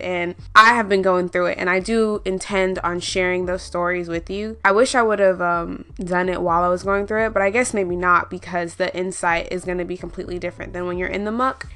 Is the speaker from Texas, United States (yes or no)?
yes; Houston, Texas, United States; I'm I'm from Houston